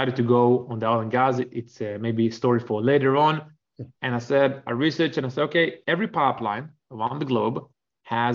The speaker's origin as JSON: {"language": "English", "country": "Israel", "tie": "born or raised there", "also_born_or_lived": "Canada", "moved": "as an adult", "said": "I grew up in Israel, spent almost a decade in the Air Force"}